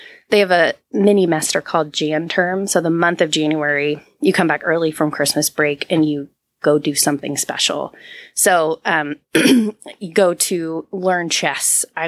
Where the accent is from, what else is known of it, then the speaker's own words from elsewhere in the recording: San Antonio, Texas, United States; moved away; I don't know as a kid that you really appreciate where you come from until you go back. And so as an adult, I've gone back to San Antonio.